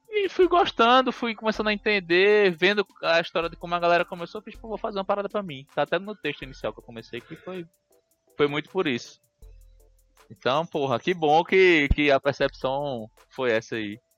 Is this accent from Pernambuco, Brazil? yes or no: yes; Recife, Pernambuco, Brazil; moved away; Porque eu me mudei de Recife, eu saí de casa, então, porra.